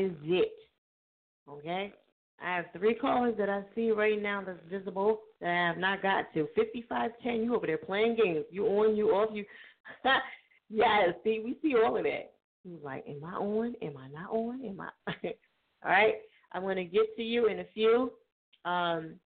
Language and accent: English; New Jersey, United States; now in Philadelphia, United States; from Jersey, my home state